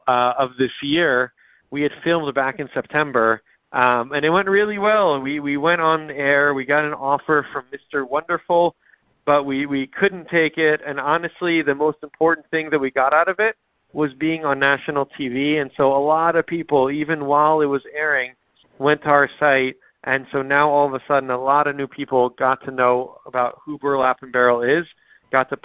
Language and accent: English; Israel; moved away; I grew up in Israel